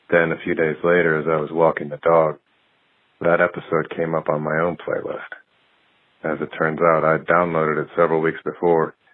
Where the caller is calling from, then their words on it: Portland, Oregon, United States; I'm calling from Portland, Oregon.